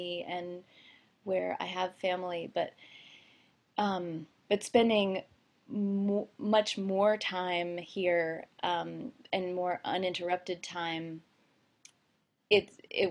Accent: outside of Philadelphia, Pennsylvania, United States; moved away as an adult; also born or lived in Olympia, Washington / New York City; grew up outside of Philadelphia, and it was like a close-in suburb to the city

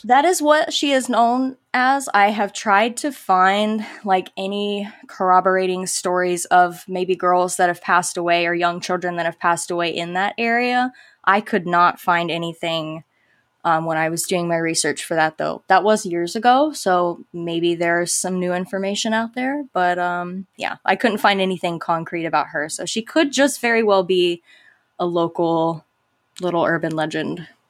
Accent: Live Oak, Florida, United States; accent: Southern twang; I grew up in little old Live Oak, Florida

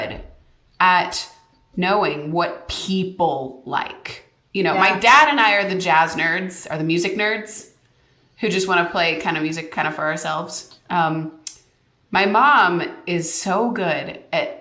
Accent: Snohomish, Washington, United States; I grew up in the Seattle, Snohomish, Washington area

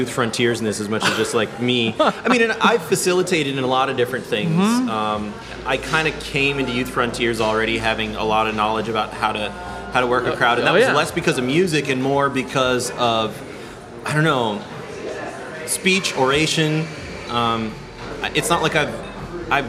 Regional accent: Ames, Iowa, United States; now in Minneapolis, United States; I know I sound like a little white kid, but that's growing up in Ames, Iowa

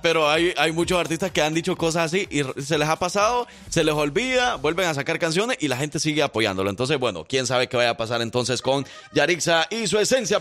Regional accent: El Salvador; soy del Salvador

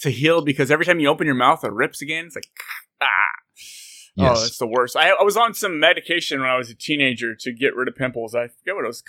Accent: Santa Clara, California, United States; I grew up in Santa Clara

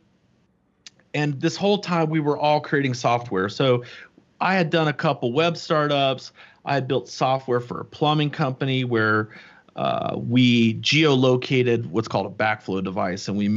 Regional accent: St. Augustine, Florida, United States; I grew up in Florida. I grew up in St. Augustine, Florida, not too far from you

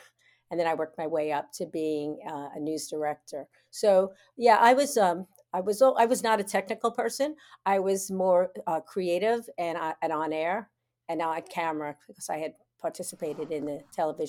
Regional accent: New York, United States; accent: New York; now in Florida, United States; I was trying to be more universal in my accent, which actually you can hear right now is very New York, even though I've lived in Florida for 35 years.

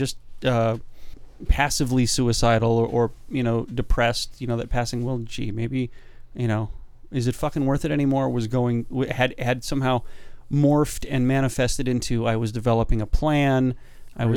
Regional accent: United States; as an American male

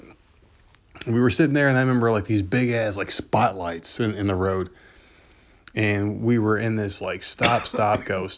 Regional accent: New Jersey, United States; moved away; this is where I'm from. I'm from New Jersey

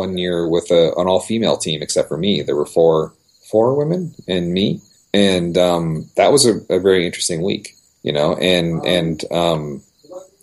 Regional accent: Los Angeles, California, United States; I was a city boy. I grew up in Southern California, Los Angeles.

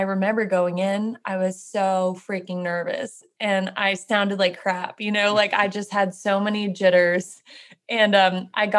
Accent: Jacksonville, Florida, United States; now in Nashville, United States; I'm from Florida, from the north in Jacksonville

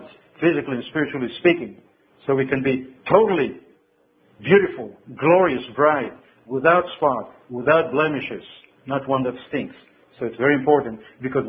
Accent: Israel; when I was growing up in Israel, we cooked all kind of things

